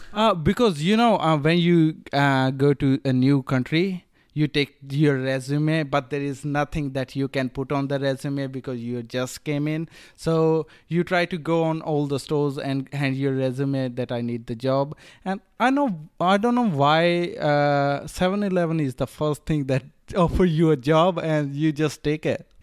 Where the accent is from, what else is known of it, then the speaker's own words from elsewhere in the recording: Rajasthan, India; moved away as an adult; also born or lived in Australia; now in Melbourne, Australia; I grew up in India, northern part of India. So, um, I'm from des-, desert part. So, uh, I'm from Rajasthan.